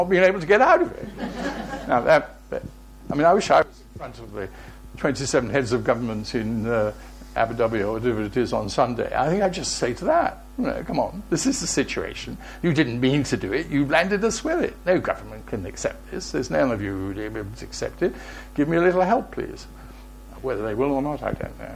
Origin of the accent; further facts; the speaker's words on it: Plymouth, South West England, United Kingdom; also born or lived in Wales; the city in which I was born, although I'm Welsh, but I am a Plymouthian